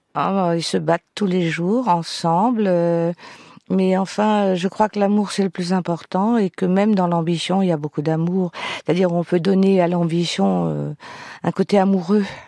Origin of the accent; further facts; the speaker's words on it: Tourcoing, Hauts-de-France, France; je suis née à Tourcoing-Nord, je suis ch'ti